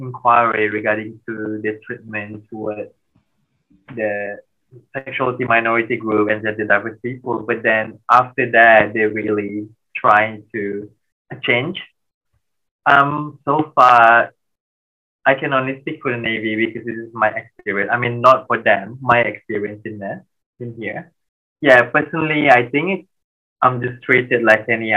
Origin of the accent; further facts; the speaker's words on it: Malaysia; moved away; we're Malaysian, we bonded by food